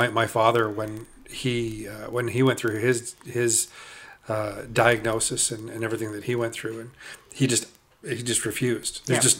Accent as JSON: {"language": "English", "town": "Uxbridge", "region": "Ontario", "country": "Canada", "tie": "born or raised there", "said": "So growing up in Uxbridge, you know, which of course is 45 minutes from Peterborough. Yeah, it's Canadian winter and Canadian summer, and it's Uxbridge is very typical Canadian."}